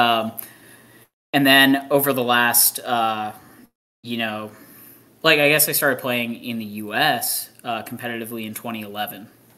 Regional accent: Texas, United States; it would be cool to be playing an NXL in Texas and have Texas be my home state

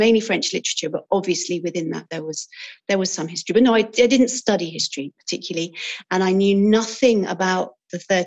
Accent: the west of England, United Kingdom; now in France; I grew up in the west of England.

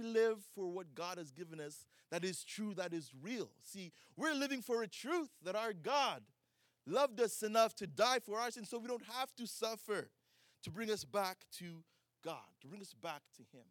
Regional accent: Uganda; now in United States; I grew up in Uganda

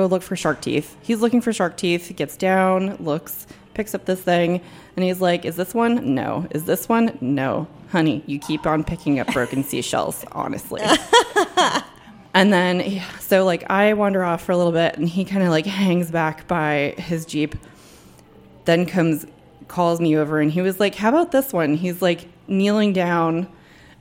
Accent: New Jersey, United States; moved away as an adult; now in Washington, D.C., United States; I grew up in New Jersey, about 40 minutes outside of New York City, and I spent, like, most of my young adult life down the shore.

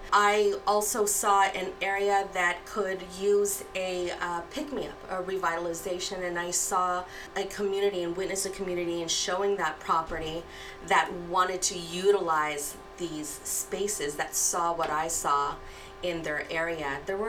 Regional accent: Los Angeles, California, United States; also born or lived in Cerritos / Long Beach / Ontario; I grew up all over Los Angeles. So I started in Cerritos and I ended in Long Beach.

